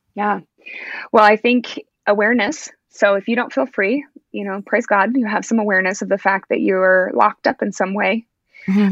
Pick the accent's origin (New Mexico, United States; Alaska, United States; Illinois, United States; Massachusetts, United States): Alaska, United States; moved away as an adult; now in Oregon, United States; I'm actually born and raised Alaskan, so I'm from Alaska, but I now live in Oregon. We've been here for about nine years.